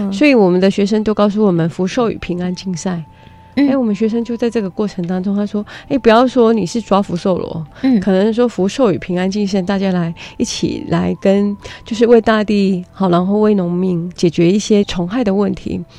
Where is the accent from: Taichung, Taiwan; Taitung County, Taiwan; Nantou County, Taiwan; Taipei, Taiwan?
Nantou County, Taiwan; Puli; 是土生土长的南投埔里在地人。